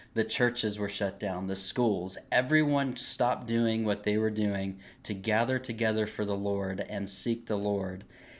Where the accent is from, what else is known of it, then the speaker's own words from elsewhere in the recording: the South, United States; I'm from the South. I'm military. My father was military.